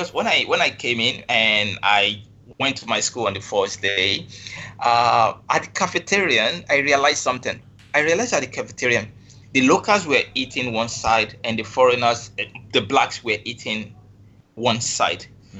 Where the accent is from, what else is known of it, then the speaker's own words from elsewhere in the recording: Lagos, Nigeria; moved away as an adult; now in Kuala Lumpur, Malaysia; I was born and bred in Lagos. So basically, I lived all my life in Lagos. I grew up in Lagos. And for those from Lagos, they have a dialect. The language spoken there is Yoruba. So I also do speak Yoruba very well.